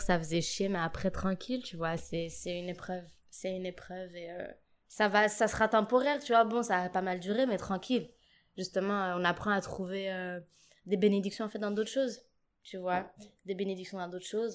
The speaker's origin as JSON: {"language": "French", "country": "Djibouti", "tie": "born or raised there", "also_born_or_lived": "Paris suburbs, France", "moved": "as an adult", "lives_now": "Lille, France", "said": "j'ai grandi à Djibouti"}